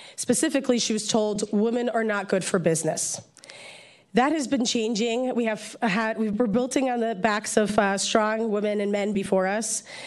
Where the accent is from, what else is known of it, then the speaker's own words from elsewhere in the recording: Poland; also born or lived in New Jersey; now in San Francisco, United States; I'm a political refugee from Poland, born and raised in Poland.